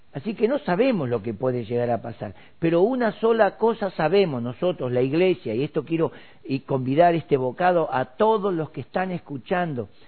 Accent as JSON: {"language": "Spanish", "country": "Argentina"}